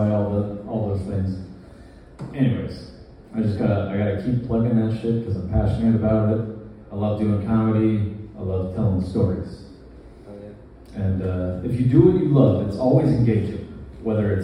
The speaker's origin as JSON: {"language": "English", "region": "Florida Keys", "country": "United States", "said": "I am from the Florida Keys."}